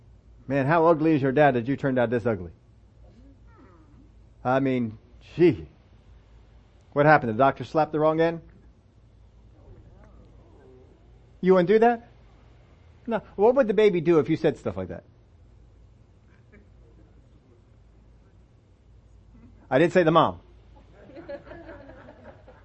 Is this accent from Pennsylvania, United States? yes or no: yes; Pennsylvania, United States; moved away as an adult; also born or lived in Oklahoma